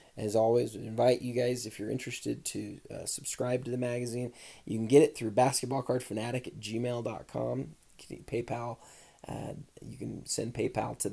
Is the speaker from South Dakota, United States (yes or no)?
no; Utah, United States; born and raised in Utah